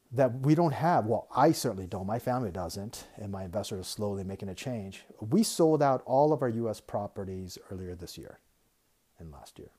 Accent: United States; moved away as an adult; I'm American. I love the country. I grew up in America.

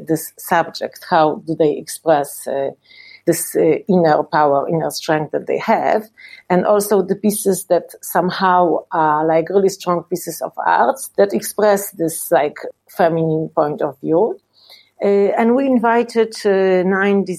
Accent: Poland; also born or lived in Sopot, Poland; I'm from Poland and I live in Sopot, which is the city in the north of Poland

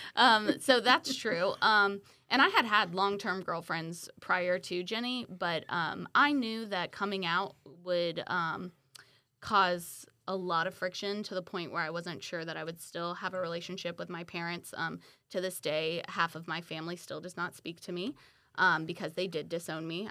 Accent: Milton, Florida, United States; now in Pensacola, United States; born and raised in Milton, Florida, uh, now live in Pensacola

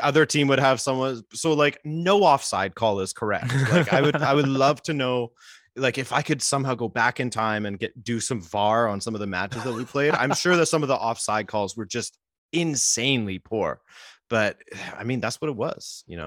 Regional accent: Vancouver Island, British Columbia, Canada; moved away as an adult; now in Montreal, Canada; I grew up on Vancouver Island

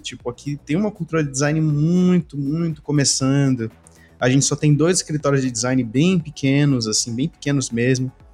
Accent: Belém, Pará, Brazil; aqui na, na minha região, eu sou de Belém

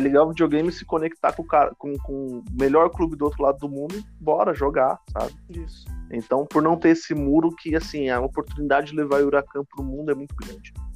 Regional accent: São Paulo, Brazil; eu sou de São Paulo

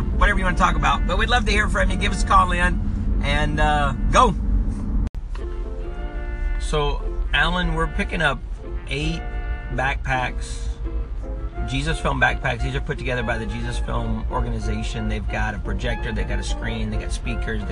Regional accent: United States; I'm an American in my body, but I'm a Honduran in my heart

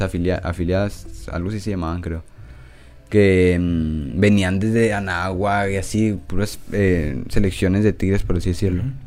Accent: Mexico; soy de México

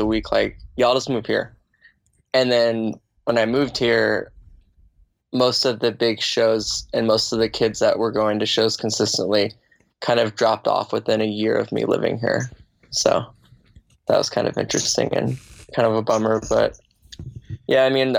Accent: Anchorage, Alaska, United States; moved away as an adult; also born or lived in New Orleans, Louisiana; now in Boise, United States; I was born in New Orleans originally, but I moved to Alaska in Anchorage when I was 3. And I lived there until I moved right before I turned 20

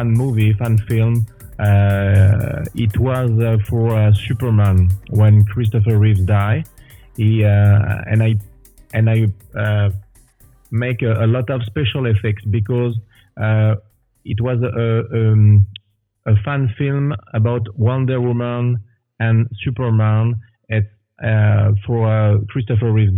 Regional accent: France; moved away as an adult; now in Quebec, Canada; I was born in France. And now I live in Canada, Quebec, for 16 years.

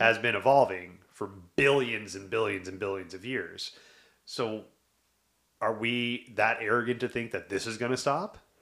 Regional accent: the South, United States; I grew up in the South

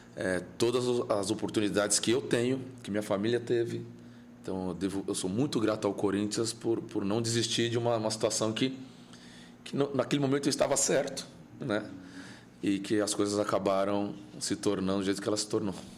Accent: São Paulo, Brazil; onde eu nasci, onde eu fui criado, que era Guaianás, uma periferia ali, Juscelino, na Coab

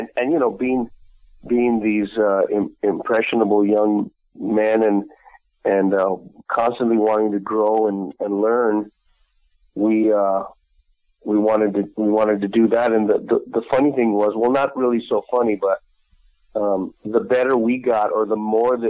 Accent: Santa Fe, New Mexico, United States; growing up in Santa Fe, most of us there are really probably more Spanish and American Indian than Mexican. I had one of my grandfathers was from Mexico.

